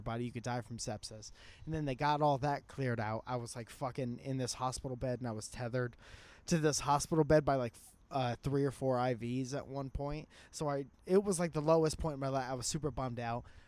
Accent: Connecticut, United States; I was a musician from Connecticut

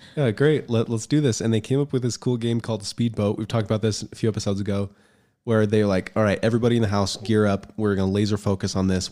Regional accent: United States; moved away; also born or lived in Utah; I grew up in Colorado and Utah

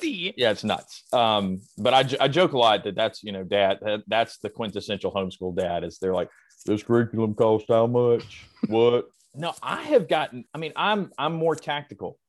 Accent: the South, United States; I was raised in the South

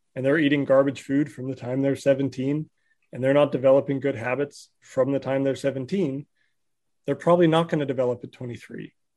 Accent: Southern California, United States; I grew up in Southern California

